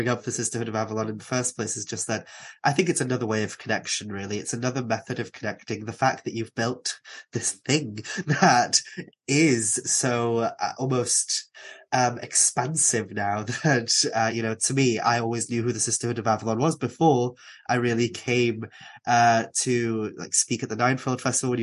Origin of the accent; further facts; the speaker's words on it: Aberffraw, Wales, United Kingdom; I grew up in Anglesey